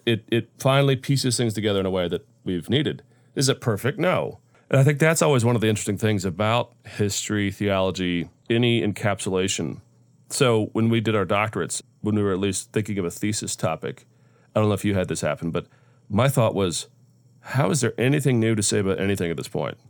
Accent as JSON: {"language": "English", "region": "Central Florida", "country": "United States", "tie": "born or raised there", "also_born_or_lived": "Orlando, Florida", "moved": "as an adult", "lives_now": "North Florida, United States", "said": "I grew up in Central Florida, so born in Orlando, grew up about an hour south of there."}